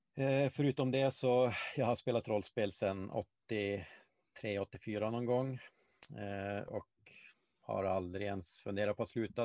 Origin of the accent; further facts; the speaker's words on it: Malmberget, Norrbotten County, Sweden; moved away; jag växte upp i Gällivare, eh, eller Malmberget då, eh, till, till stor